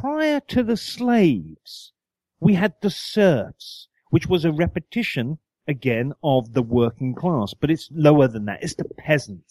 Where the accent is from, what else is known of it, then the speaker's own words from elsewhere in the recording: United Kingdom; moved away as an adult; now in United States; I'm British